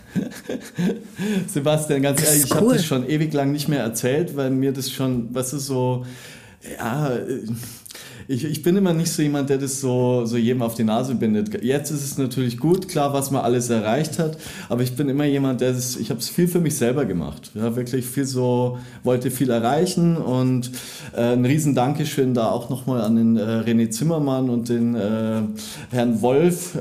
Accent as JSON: {"language": "German", "town": "Landshut", "region": "Bavaria", "country": "Germany", "moved": "as an adult", "lives_now": "Munich, Germany", "said": "ich komme ja aus der Nähe von München, komme eigentlich aus Landshut"}